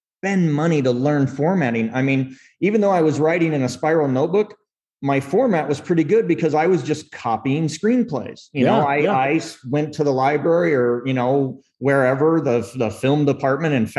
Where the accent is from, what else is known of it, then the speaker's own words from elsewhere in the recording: Phoenix, Arizona, United States; Arizona, born and raised in like the Phoenix, Scottsdale area